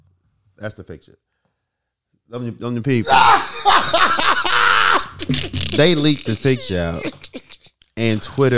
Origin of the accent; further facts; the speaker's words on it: Little Rock, Arkansas, United States; She says, where you from? I says, from Little Rock.